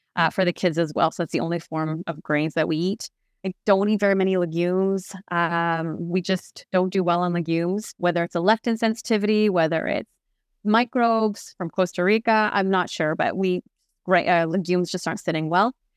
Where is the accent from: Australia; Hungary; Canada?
Canada; I'm French Canadian